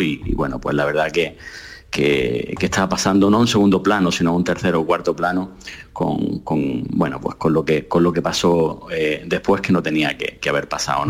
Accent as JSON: {"language": "Spanish", "region": "Andalusia", "country": "Spain", "said": "yo estoy muy centrado en mi tierra, en Andalucía, con mi gente"}